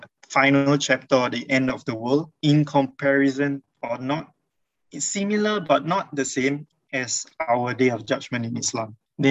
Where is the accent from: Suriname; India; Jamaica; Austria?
India; I'm an Indian Muslim convert, currently 28.